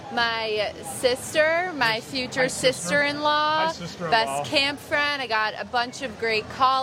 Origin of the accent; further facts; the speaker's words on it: Rockville Centre, New York, United States; I'm from Long Island.